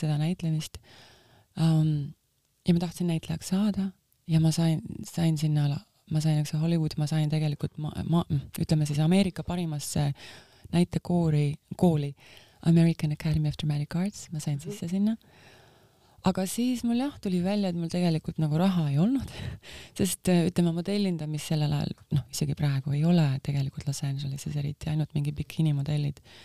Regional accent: Estonia; also born or lived in New York, United States; now in Miami, United States; ma kasvasin üles siin Nõukogude sellises äh, karmi meeleoluga kritiseerivas ühiskonnas

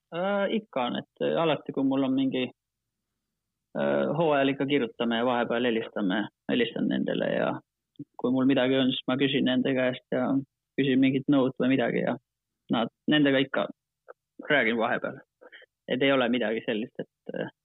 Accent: Finland; Estonian is a second language; moved away as an adult; now in Estonia; hetkel ma tunnen ennast rohkem eestlasena kui soomlasena

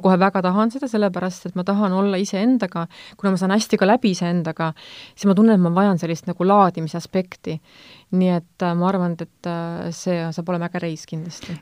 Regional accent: Võru County, Estonia; moved away; ma olen Võrumaalt pärit

